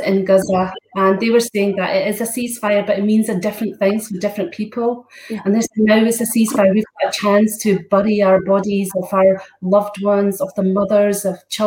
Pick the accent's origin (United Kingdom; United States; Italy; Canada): United Kingdom; Scotland; I'm Scottish too